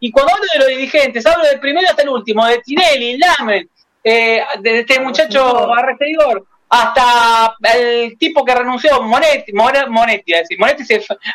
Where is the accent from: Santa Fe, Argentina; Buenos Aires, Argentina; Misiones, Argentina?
Buenos Aires, Argentina; Yo nací en Villa Crespo